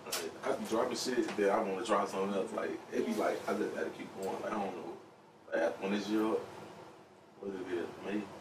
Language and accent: English; Chicago, Illinois, United States; moved away; also born or lived in Memphis, Tennessee / Atlanta, Georgia; I grew up in South Chicago.